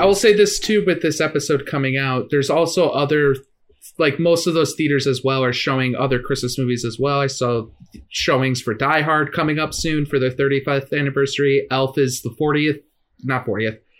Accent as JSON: {"language": "English", "town": "McHenry", "region": "Illinois", "country": "United States", "tie": "born or raised there", "said": "my hometown in McHenry"}